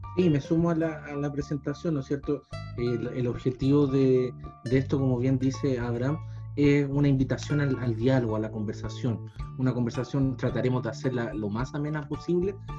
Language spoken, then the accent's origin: Spanish; Los Andes, Valparaíso, Chile; soy de los Andes, no soy de Santiago, no soy de la capital